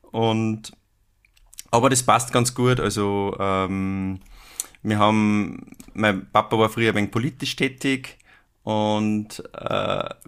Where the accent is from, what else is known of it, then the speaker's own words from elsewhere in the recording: Upper Austria, Austria; ich komme ja aus, aus Oberösterreich, wie du schon gesagt hast, ähm, aus dem schönen Innviertel. Oberösterreich hat ja vier Viertel und ich komme da aus dem Innviertel